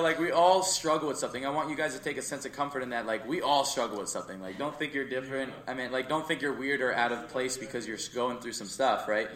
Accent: Jersey Shore, New Jersey, United States; we moved to Jersey Shore

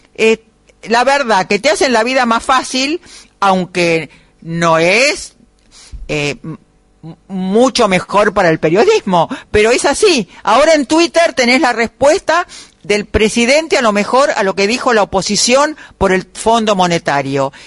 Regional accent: Buenos Aires, Argentina; Nosotros somos tan porteños e inaguantables

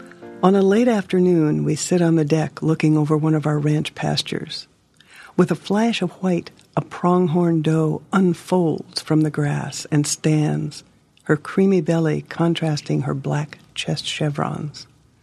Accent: Hermosa, South Dakota, United States

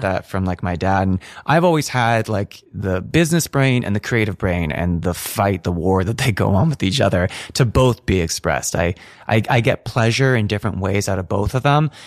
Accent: north of San Francisco, California, United States; I grew up north of San Francisco

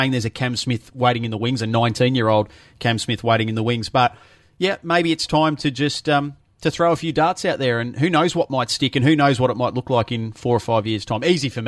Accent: Melbourne, Victoria, Australia; I'm one of those from south of the border, the Mexicans from down Melbourne way

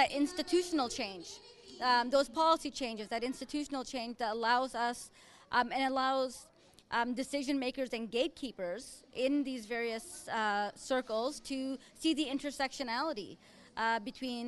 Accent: Winnipeg, Manitoba, Canada; I was born and raised in Winnipeg

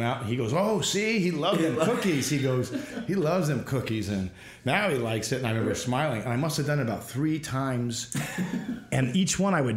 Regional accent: Illinois, United States; moved away as an adult; also born or lived in Minneapolis, Minnesota / Chicago; now in California, United States; So I was born in Minneapolis, and then I was raised in Illinois

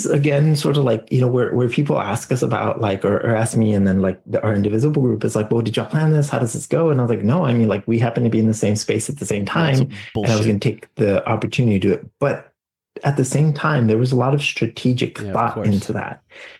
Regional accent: Texas, United States; You know, I'm a Texan. I'm a, you know, a person here, you know, he's my representative.

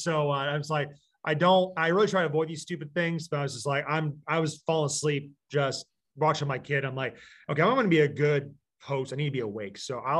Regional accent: Michigan, United States; also born or lived in Iowa; I'm originally from Michigan, but we moved to Southeast Iowa, 2004.

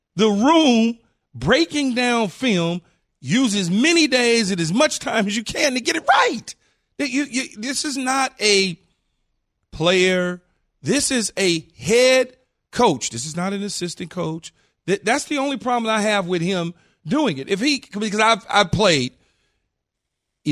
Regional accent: California, United States; I'm from California

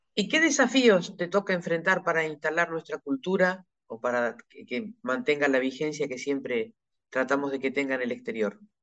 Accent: Neuquén, Argentina; yo soy de Neuquén

